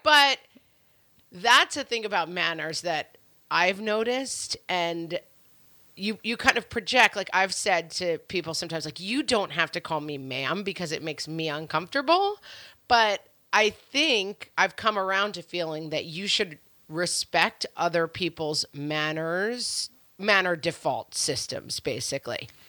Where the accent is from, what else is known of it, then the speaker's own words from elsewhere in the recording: New York, United States; And I was raised in New York. and we live in New York.